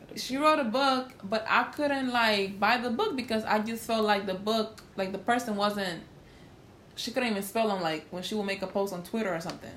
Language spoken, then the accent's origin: English; Honduras; I'm from Honduras